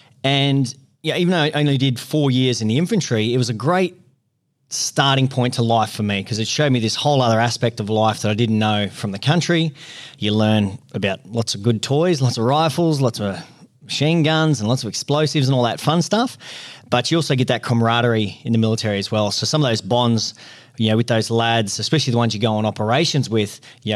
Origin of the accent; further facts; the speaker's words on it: Queensland, Australia; also born or lived in Northern Territory; Yeah, well, mate, I grew up sort of in the Northern Territory in central Queensland, a bit of a country kid.